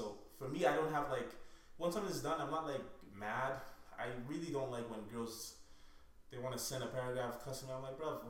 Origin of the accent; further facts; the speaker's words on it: Nigeria; moved away; also born or lived in Canada; I grew up in Nigeria, right? And the plan was always to move to the US.